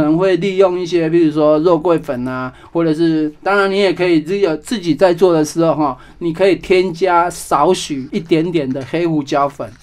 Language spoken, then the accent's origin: Chinese; Taiwan; also born or lived in France; 就是用我们台湾的紫地瓜的食材